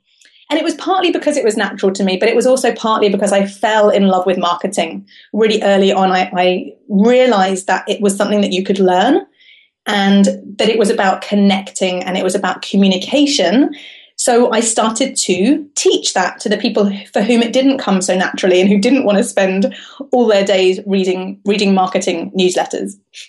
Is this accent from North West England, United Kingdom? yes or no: no; London, United Kingdom; now in Cambridge, United Kingdom; I've created this life for myself in Cambridge, right? But I come from London.